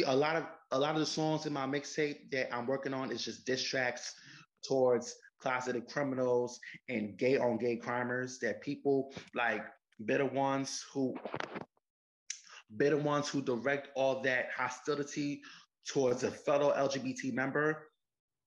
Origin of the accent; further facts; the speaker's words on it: New York City, New York, United States; Well, I'm actually from New York City. Grew up in the Bronx. I'm from the Bronx.